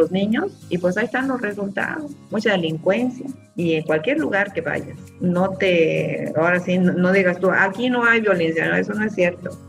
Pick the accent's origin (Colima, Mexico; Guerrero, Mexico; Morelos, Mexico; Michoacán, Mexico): Morelos, Mexico; now in Cancún, Mexico; me deshidraté porque nosotros llegamos del estado de Morelos